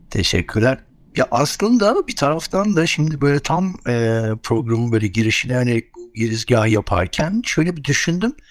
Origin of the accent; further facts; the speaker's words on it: Istanbul, Turkey; ve aslında ben tabii İstanbulluyum. İstanbul'da büyüdüm. Bütün çocukluğum İstanbul'da geçti.